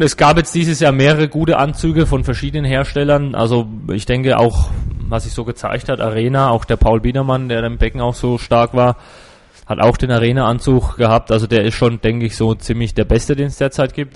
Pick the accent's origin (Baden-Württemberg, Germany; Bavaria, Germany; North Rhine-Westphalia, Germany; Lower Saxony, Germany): Bavaria, Germany; Würzburg; also born or lived in Gerbrunn / Kitzingen; Also ich bin schon in Würzburg geboren und auch schon immer hier geschwommen in Würzburg im Verein